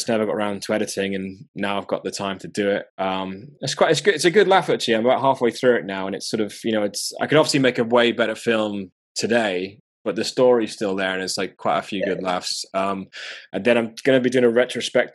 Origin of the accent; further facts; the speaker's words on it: Durham, North East England, United Kingdom; moved away; I grew up in the north, I grew up in Durham